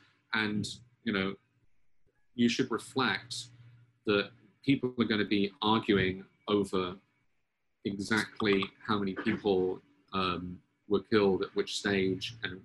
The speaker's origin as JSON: {"language": "English", "country": "United Kingdom", "lives_now": "United States", "said": "I also do not have an American accent. I'm originally British. But I now pronounce my T's like D's, so I say British."}